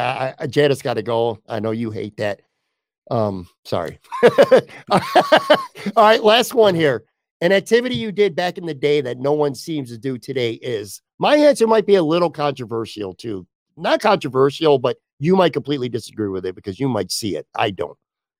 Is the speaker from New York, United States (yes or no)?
yes; Buffalo, New York, United States; So I grew up on the West Side on a street called Abbotsford, and we used to call it Abbotsford Stadium.